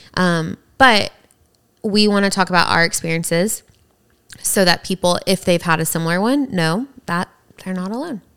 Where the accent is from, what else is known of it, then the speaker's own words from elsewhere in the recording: the South, United States; growing up in the South